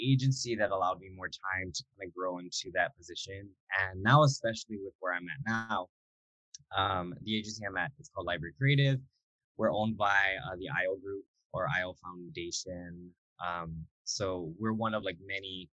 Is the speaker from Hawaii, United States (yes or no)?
yes; Hilo, Hawaii, United States; moved away; I was actually in my hometown of Hilo from March to July